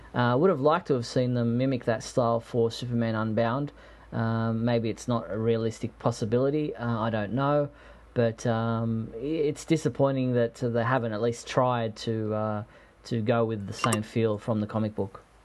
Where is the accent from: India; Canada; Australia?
Australia; I'm an Australian